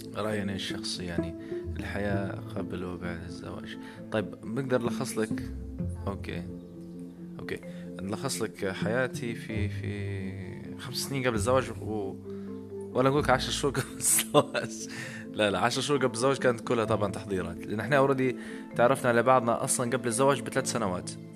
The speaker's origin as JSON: {"language": "Arabic", "country": "Libya", "said": "انا كشاب ليبي"}